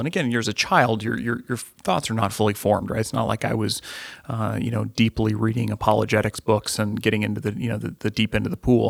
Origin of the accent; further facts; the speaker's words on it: Midwest, United States; growing up in the Midwest